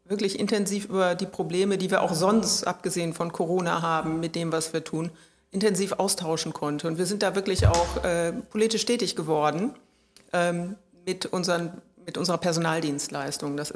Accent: Rhineland, Germany; als Rheinländerin ist man sowieso immer Berufsoptimist

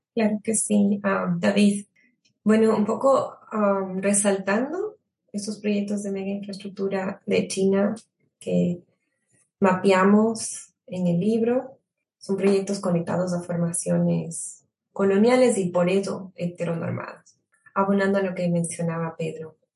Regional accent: Ecuador; somos como ecuatorianos

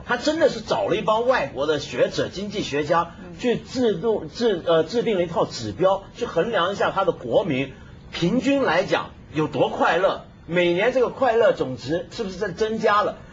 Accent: China; 就等于我们中国人厨房不都是用抹布吗

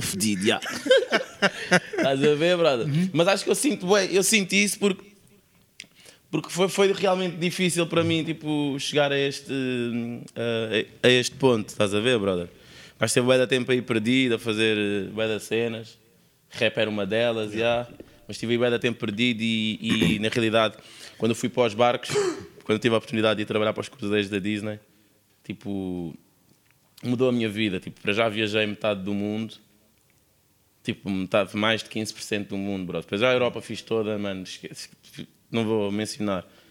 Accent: Sintra, Lisbon, Portugal; eu não nasci na linha de Sintra nasci na Praia de Magoita, em Sintra, sou mesmo da praia

